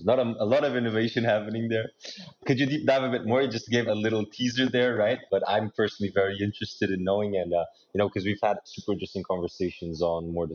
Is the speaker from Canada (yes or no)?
no; Portugal; I come from Portugal